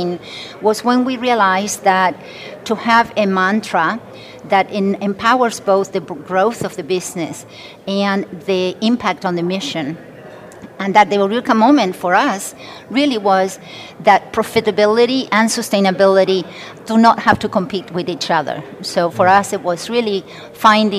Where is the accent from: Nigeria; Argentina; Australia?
Argentina; moved away as an adult; now in United States; I was born and raised in Argentina, and I made the United States my home when I was 18 years old